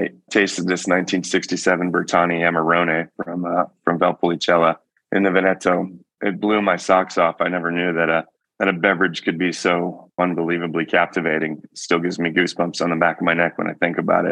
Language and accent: English; Georgetown, Texas, United States; moved away as an adult; also born or lived in St. Joseph, Michigan / Austin, Texas; now in Healdsburg, United States; I grew up in the Austin area by way of St. Joseph, Michigan. So my early formative years were in southwest corner of Michigan. We moved to Texas when I was 10 in the early 90s